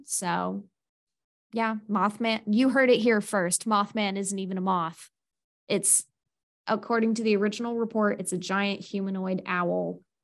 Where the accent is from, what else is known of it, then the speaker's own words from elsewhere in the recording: Pennsylvania, United States; as an American and as a Pennsylvania